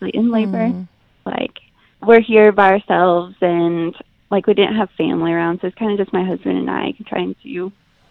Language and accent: English; Kansas, United States; moved away as an adult; now in Houston area, United States; We are right outside of Houston. We're actually probably an hour, hour and a half outside of Houston, but we're originally from Kansas